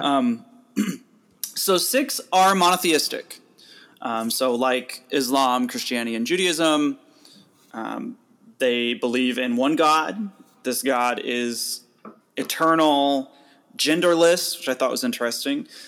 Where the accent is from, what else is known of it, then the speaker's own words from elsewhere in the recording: United States; growing up in the United States